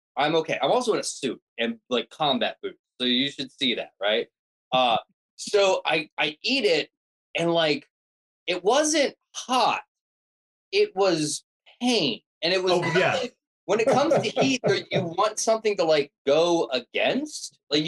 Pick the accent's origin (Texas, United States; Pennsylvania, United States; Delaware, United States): Delaware, United States; Oh yeah, that's what I need. I'm from Delaware.